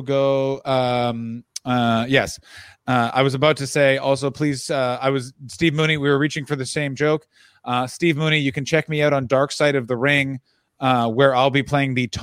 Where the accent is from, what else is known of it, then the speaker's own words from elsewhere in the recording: Ottawa, Ontario, Canada; broadcasting from my hometown of Ottawa, Ontario, Canada